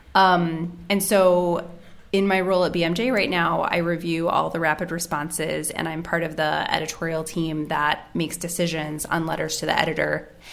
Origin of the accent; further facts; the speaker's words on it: United States; moved away as an adult; also born or lived in Cambodia / New Zealand; now in Geneva, Switzerland; I am originally from the United States. Uh, I'm currently based in Geneva, Switzerland